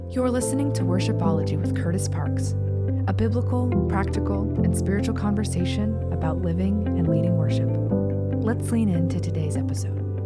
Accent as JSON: {"language": "English", "town": "Houston", "region": "Texas", "country": "United States", "tie": "born or raised there", "said": "I grew up in the Houston area. Um, so H Town"}